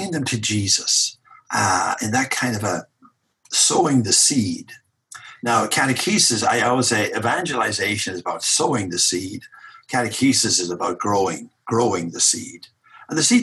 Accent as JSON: {"language": "English", "country": "Ireland", "moved": "yes", "lives_now": "Boston, United States", "said": "I'm an Irishman"}